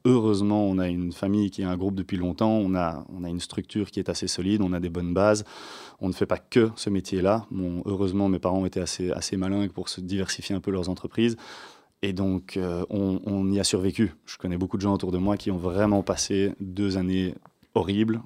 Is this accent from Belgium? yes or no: yes; Waterloo, Wallonia, Belgium; Waterloo, c'est d'ancienneté. On est de Waterloo